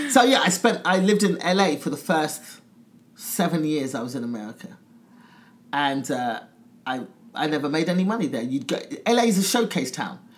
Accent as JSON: {"language": "English", "region": "England", "country": "United Kingdom", "said": "Yes, I'm coming from England as a pretty well known comic."}